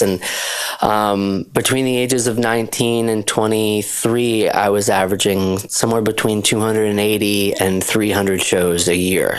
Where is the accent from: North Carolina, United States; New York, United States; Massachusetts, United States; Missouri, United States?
Massachusetts, United States; Shelburne Falls; I grew up in Western Massachusetts, rural uh, area of Western Mass